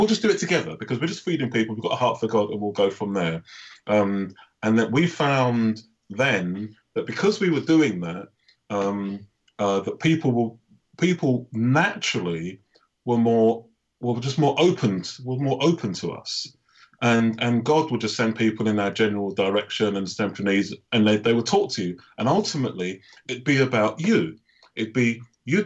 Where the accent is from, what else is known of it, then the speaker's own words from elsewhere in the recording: United Kingdom; I am Black British